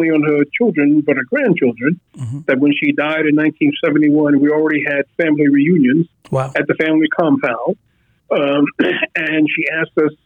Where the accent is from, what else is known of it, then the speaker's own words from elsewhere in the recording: New York City, New York, United States; also born or lived in Virginia; I was born in the Bronx, in the projects